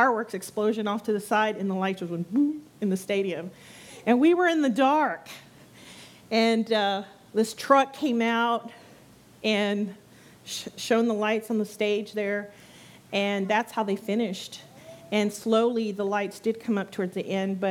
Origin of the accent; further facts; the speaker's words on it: San Antonio, Texas, United States; moved away as an adult; now in Brazosport area, United States; I come from San Antonio. That's where I was born and raised